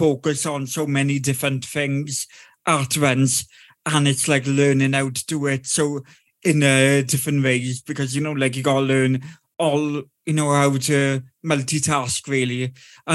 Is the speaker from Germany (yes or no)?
no; South Wales, United Kingdom; I'm from South Wales